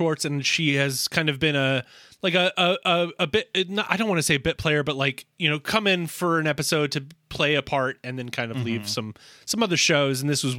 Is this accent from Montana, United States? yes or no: no; Blacksburg, Virginia, United States; And I was growing up in Blacksburg, Virginia, as I mentioned quite a many times before.